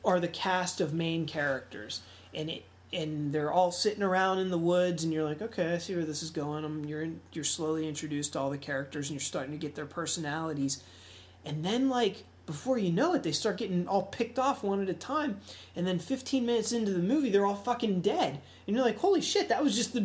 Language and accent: English; Pittsburgh, Pennsylvania, United States; I'm from Pittsburgh.